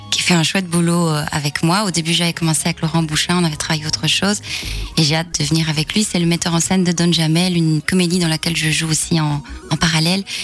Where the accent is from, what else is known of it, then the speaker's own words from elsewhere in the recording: Hainaut, Wallonia, Belgium; je viens du Hainaut, donc j'ai joué aussi beaucoup ici euh, dans le passé. Donc, euh, commencer ici, c'est mhm. presque commencer à la maison